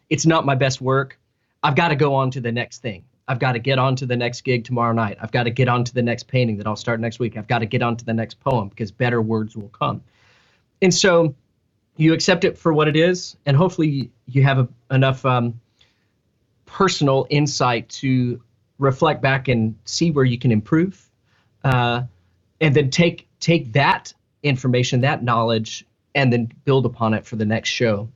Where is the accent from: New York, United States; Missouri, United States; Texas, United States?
Texas, United States; Fort Worth; moved away as an adult; now in Nashville, United States; I uh, was born and raised in Fort Worth, Texas, which is um, North Texas